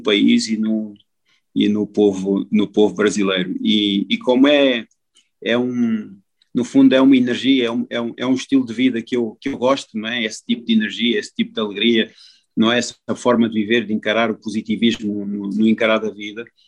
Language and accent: Portuguese; Portugal; moved away; como português